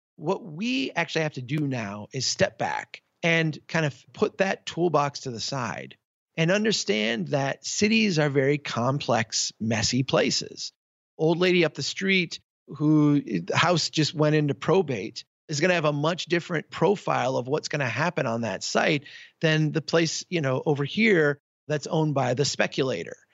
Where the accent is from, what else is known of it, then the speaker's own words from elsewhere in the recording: Minnesota, United States; my home state of Minnesota